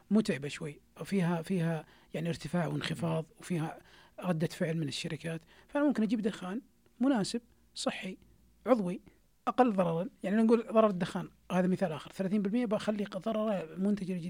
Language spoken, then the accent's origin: Arabic; Saudi Arabia; عندنا في السعودية